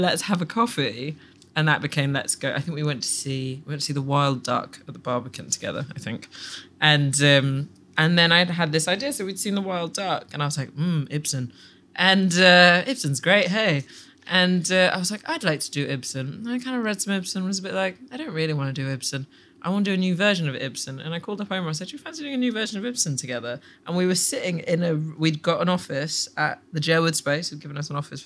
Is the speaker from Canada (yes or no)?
no; Sudan; also born or lived in England; now in United Kingdom; I'm from Sudan.